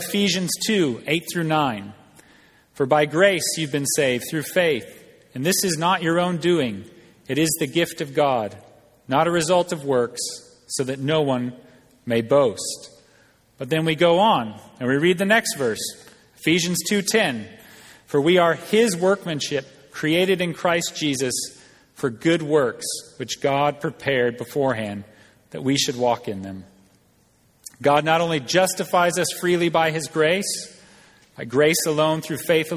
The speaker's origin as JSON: {"language": "English", "country": "United States", "moved": "yes", "said": "as American, but coming from the outside"}